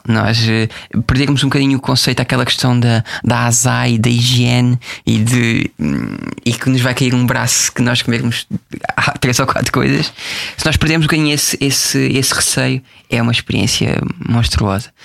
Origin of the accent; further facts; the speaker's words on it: Portugal; gosto muito da minha terra, que é Brantes